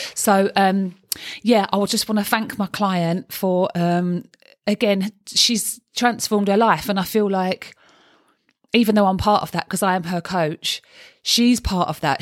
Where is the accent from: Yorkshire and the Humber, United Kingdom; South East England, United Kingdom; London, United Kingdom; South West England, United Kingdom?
London, United Kingdom; accent: Cockney; I'm a Cockney